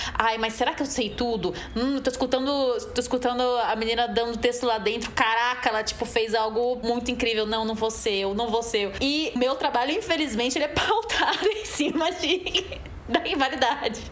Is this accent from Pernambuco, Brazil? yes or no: yes; Recife, Pernambuco, Brazil; sou atriz, sou cantora, tenho 31 anos, sou de Recife